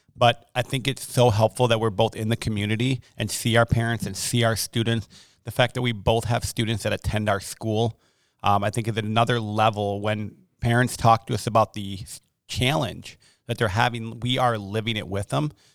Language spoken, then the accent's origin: English; Milwaukee, Wisconsin, United States; moved away as an adult; also born or lived in Hartford, Wisconsin / Monmouth, Illinois / Chicago, Illinois / Rockford, Illinois; born and raised, uh, in Milwaukee and then Hartford, Wisconsin